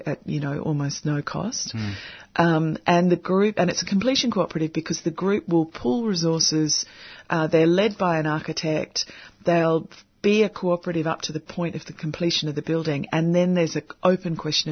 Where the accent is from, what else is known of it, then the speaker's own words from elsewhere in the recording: Sydney, New South Wales, Australia; moved away; I'm originally from Sydney, and we have a very specific cabbage palm in the neighbourhood that my family live in.